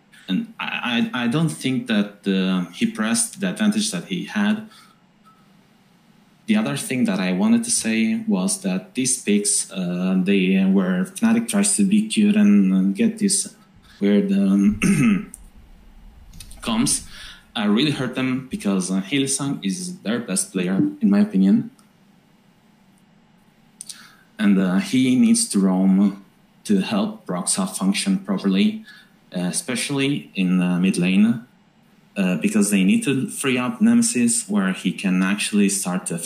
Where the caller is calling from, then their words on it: Italy; I'm calling from Italy, actually